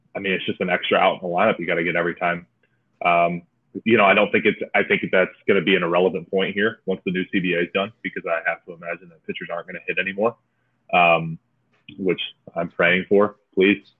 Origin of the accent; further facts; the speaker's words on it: Clarkston, Michigan, United States; my hometown, little city called Clarkston